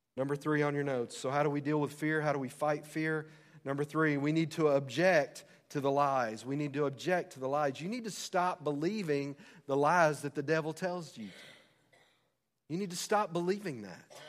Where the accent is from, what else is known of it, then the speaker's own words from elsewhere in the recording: United States; As American citizens